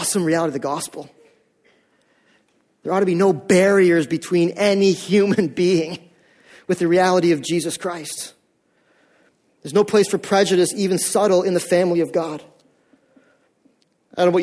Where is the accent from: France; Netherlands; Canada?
Canada; we are North American Canadians and we've grown up in this Canadian culture